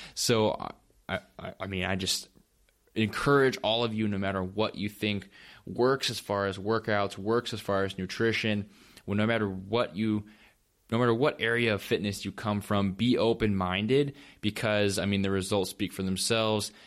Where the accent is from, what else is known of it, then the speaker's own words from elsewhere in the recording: North Dakota, United States; I'm a farm kid too. Um, I'm from North Dakota